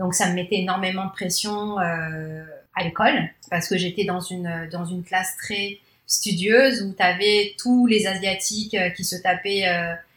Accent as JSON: {"language": "French", "town": "Paris", "region": "Île-de-France", "country": "France", "tie": "born or raised there", "also_born_or_lived": "Shanghai, China", "first_language": "Cantonese", "second_language": "French", "moved": "as an adult", "lives_now": "Canada", "said": "je, suis née à Paris 20e. Ensuite, après, j'ai vécu en fait dans le 19e, puis après dans le 13e. Donc, je suis issue d'une famille cambodgienne chinoise."}